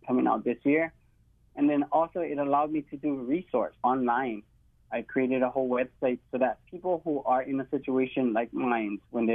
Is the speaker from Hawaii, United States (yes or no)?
yes; Hawaii, United States; true to who I am as a Hawaiian